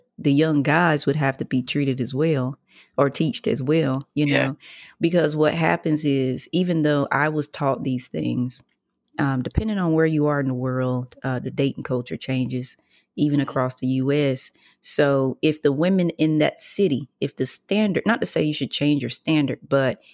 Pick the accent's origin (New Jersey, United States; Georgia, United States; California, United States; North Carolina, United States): North Carolina, United States; North Lenoir; But you from the country. We from the same place.